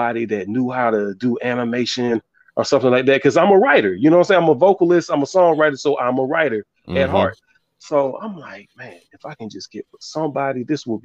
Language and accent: English; Savannah, Georgia, United States; now in Fayetteville, United States; I'm originally from Savannah, Georgia, but I live in Fayetteville, North Carolina now